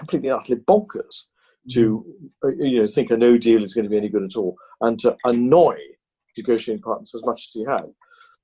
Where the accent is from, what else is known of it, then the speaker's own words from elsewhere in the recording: Tain, Scotland, United Kingdom; in my hometown of Tain, where the Glenmorangie is made